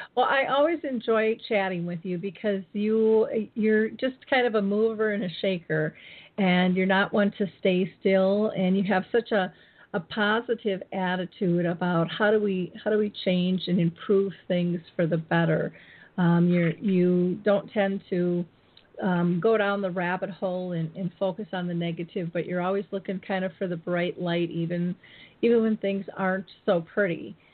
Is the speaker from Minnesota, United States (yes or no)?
yes; Minnesota, United States; my hometown in Minnesota